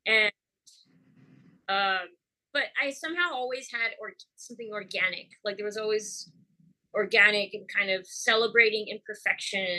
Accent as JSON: {"language": "English", "country": "Mexico", "tie": "born or raised there", "moved": "yes", "lives_now": "Houston, United States", "said": "I grew up in Mexico"}